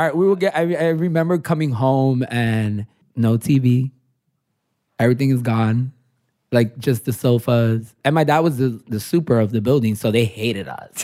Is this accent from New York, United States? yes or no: yes; New York City, New York, United States; I'm born and raised in Williamsburg